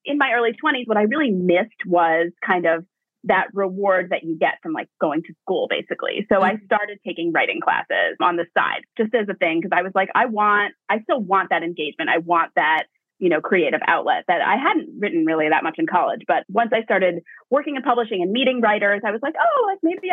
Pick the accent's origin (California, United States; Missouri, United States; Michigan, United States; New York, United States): New York, United States; Hastings-on-Hudson; So I grew up in Westchester. I'm from Hastings-on-Hudson and I went to Hastings High School.